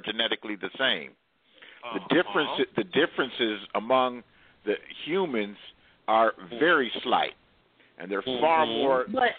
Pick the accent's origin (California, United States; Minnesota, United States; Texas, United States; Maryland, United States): California, United States; Los Angeles; I was born in Los Angeles.